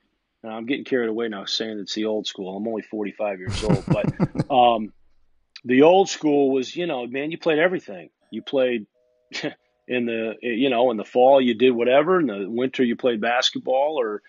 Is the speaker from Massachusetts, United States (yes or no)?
yes; Massachusetts, United States; born there; also born or lived in Kansas City / Connecticut / Illinois; I was born in Massachusetts, actually, and I live there now, which is kind of ironic, but was born in Massachusetts and moved, I think, when I was probably two and a half years old.